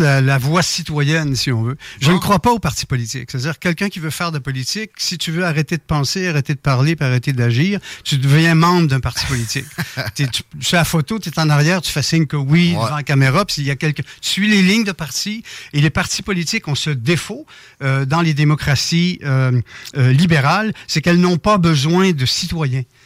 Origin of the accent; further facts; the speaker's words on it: Saint-Malachie, Quebec, Canada; je suis originaire du Québec. j'ai passé une bonne partie de mon enfance dans Dorchester, ça s'appelait dans Beau-Sud, Saint-Malachie.